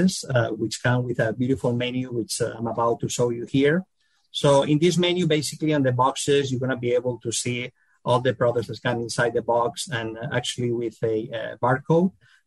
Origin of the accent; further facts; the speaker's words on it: Valencia, Valencian Community, Spain; now in Houston, United States; my hometown, Valencia, Spain